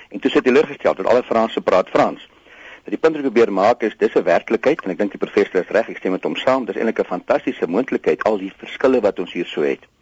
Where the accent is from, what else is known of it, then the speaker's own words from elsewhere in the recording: South Africa; Ek is 'n Christen, ek is 'n Suid-Afrikaner, ek is ook ook 'n Afrikaner